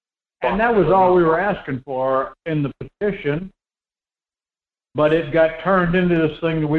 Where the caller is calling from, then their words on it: Homer, Alaska, United States; This is … down in Homer.